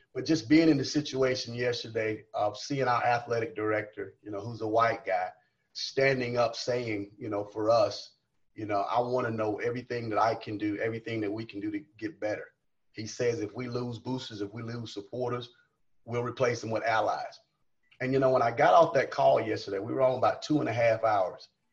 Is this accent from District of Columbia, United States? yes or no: no; South Carolina, United States; moved away as an adult; now in Lubbock, United States; I'm from South Carolina.